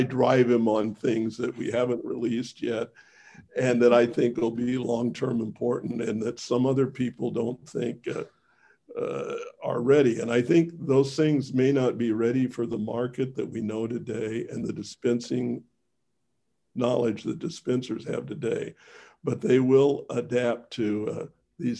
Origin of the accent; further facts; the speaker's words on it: Missouri, United States; I was born in Missouri